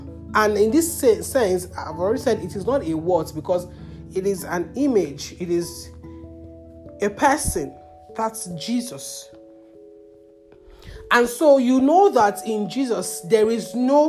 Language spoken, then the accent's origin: English; Nigeria; You are talking down on God's intelligence for you to regret being a Nigerian